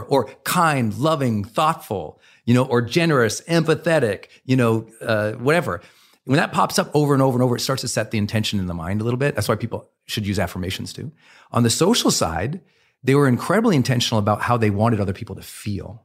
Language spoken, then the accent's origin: English; Montana, United States; I was raised in Montana